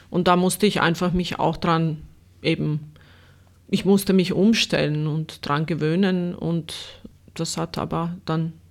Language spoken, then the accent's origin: German; Sarajevo, Federation of Bosnia and Herzegovina, Bosnia & Herzegovina; German is a second language; now in Austria; da, wo ich aufgewachsen bin, äh, in Sarajevo eben in Bosnien, es ist dieselbe Kultur, derselbe Kulturkreis, das, dieselbe Geschichte und war nichts Neues für mich hier, bis auf die Sprache natürlich.